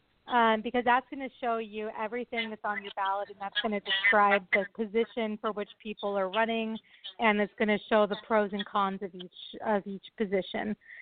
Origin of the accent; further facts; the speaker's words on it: Berkeley, California, United States; moved away as an adult; also born or lived in New York / New Haven, Connecticut / Boston area, Massachusetts / Los Angeles, California; So I grew up in Berkeley, California, which is, you know, a very politically progressive city.